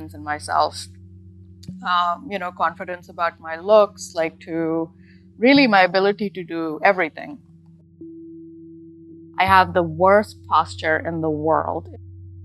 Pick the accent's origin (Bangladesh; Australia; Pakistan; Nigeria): Pakistan; moved away as an adult; now in United States; I was, you know, pretty much born and raised, schooled in Pakistan up to the level of medical school